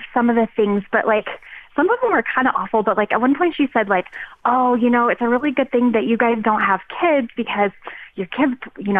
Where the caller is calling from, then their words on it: Denver, Colorado, United States; So I live in Denver, Colorado.